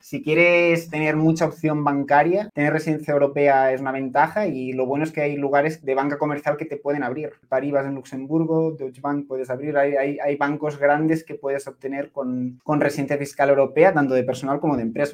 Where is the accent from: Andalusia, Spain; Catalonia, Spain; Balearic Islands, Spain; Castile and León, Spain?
Catalonia, Spain; Barcelona; moved away as an adult; now in Cyprus; yo, soy de Barcelona, pero he preferido Chipre